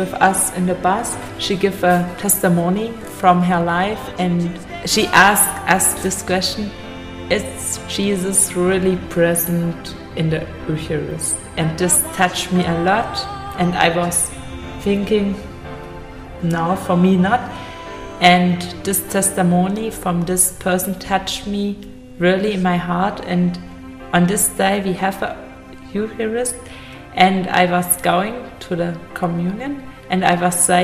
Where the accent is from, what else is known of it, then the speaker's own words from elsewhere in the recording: Germany; from Germany